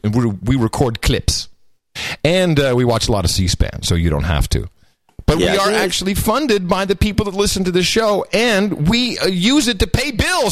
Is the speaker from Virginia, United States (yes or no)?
yes; Arlington, Virginia, United States; moved away; I was born in Arlington Hospital.